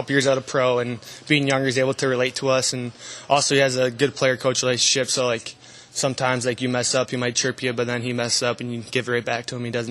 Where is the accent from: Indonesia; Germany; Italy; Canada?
Canada; moved away as an adult; now in Binghamton, United States; as a Canadian